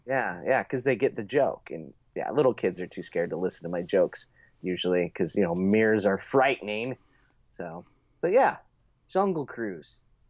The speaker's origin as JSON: {"language": "English", "country": "United States", "said": "As an American"}